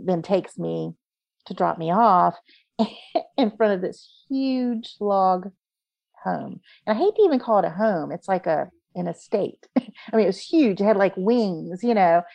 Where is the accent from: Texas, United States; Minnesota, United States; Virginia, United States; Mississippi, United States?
Virginia, United States; Virginia Beach; also born or lived in North Carolina / Patrick Springs, Virginia; I was born and raised in Virginia Beach with Norfolk and Oceana.